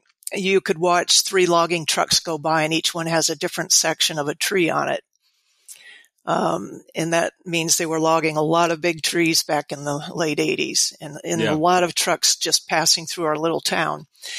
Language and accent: English; Florida, United States; moved away as an adult; now in Oregon, United States; and of course I'm from Florida, and I was there during the multiple use.